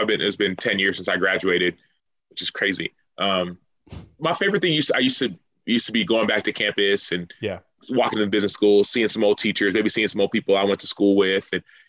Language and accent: English; Dallas, Texas, United States; moved away as an adult; now in Chicago, United States; I'm a Texan, bro. You got to understand. I'm got a Dallas area code, 214. Got Texas plates, Texas driver's license